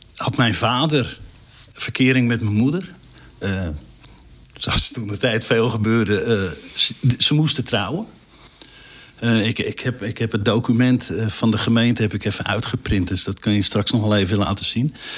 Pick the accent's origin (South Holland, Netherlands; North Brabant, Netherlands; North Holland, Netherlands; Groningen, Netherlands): Groningen, Netherlands; North; ik kom uit Noord-Groningen.